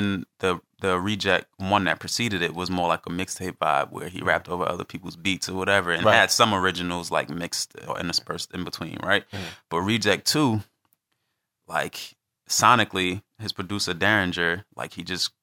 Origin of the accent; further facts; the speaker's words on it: New York, United States; I'm from West Harlem. I'm from the West Side.